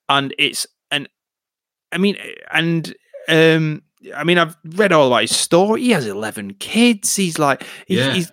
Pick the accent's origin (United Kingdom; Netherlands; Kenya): United Kingdom; Bolton, North West England; my hometown